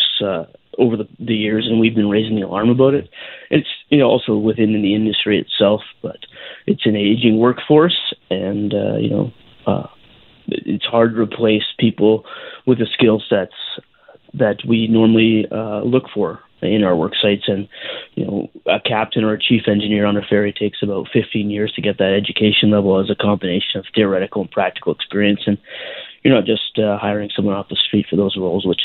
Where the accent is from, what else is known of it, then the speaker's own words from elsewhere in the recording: Canada; a Canadian Mariner myself